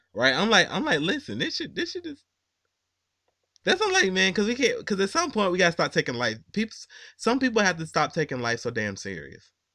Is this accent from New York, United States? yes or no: yes; New York, United States; I'm from New York